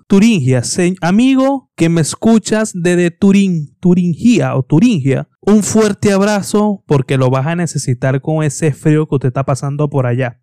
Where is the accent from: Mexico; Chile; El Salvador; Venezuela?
Venezuela; also born or lived in Tenerife, Spain; now in Spain